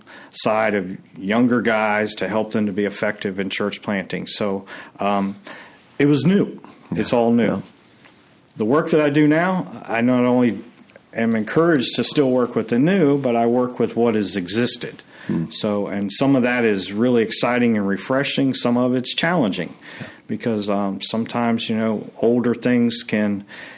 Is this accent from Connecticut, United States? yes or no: no; Maryland, United States; moved away; also born or lived in Pennsylvania / New York; I'm a native of the Northeast. I grew up in Maryland